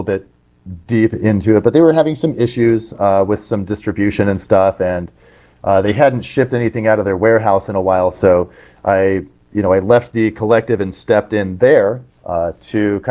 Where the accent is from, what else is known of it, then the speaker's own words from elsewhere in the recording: Southern California, United States; I grew up in Southern California